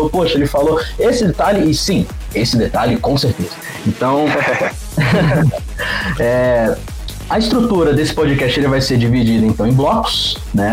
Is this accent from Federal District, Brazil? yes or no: yes; Brasília, Federal District, Brazil; eu sou aqui de Brasília, tenho 24 anos